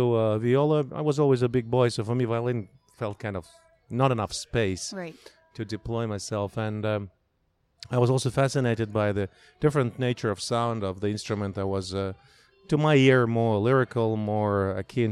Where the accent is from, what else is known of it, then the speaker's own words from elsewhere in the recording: Russia; moved away as an adult; growing up in Russia